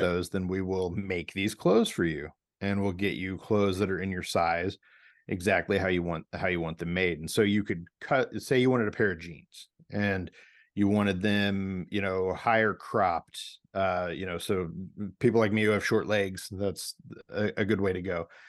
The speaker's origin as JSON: {"language": "English", "town": "St. Louis", "region": "Missouri", "country": "United States", "tie": "born or raised there", "moved": "yes", "lives_now": "Portland, United States", "said": "my hometown of Saint Louis, Missouri."}